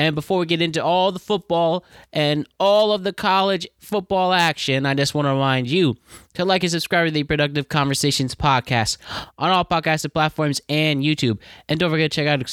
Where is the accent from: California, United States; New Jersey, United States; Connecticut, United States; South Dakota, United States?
Connecticut, United States; Norwalk; I'm from Norwalk, Connecticut. I graduated from Norwalk High School in 2013.